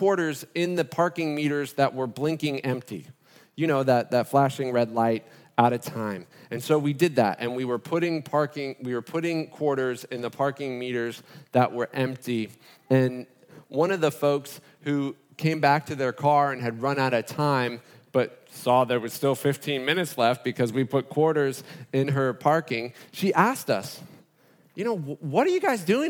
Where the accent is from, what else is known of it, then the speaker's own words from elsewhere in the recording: Fort Lauderdale, Florida, United States; moved away; That's my hometown